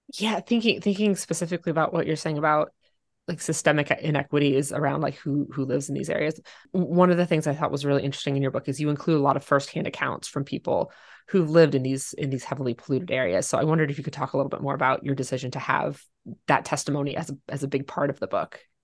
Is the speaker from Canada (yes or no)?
no; Ohio, United States; I grew up in Ohio